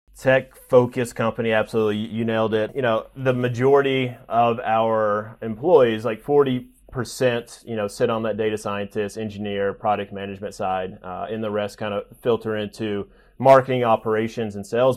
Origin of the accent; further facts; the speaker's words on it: a town just north of Nashville, Tennessee, United States; moved away as an adult; also born or lived in Knoxville, Tennessee; now in New York, United States; grew up in a town just north of Nashville, about 30 minutes, and spent the majority of my life in, in Tennessee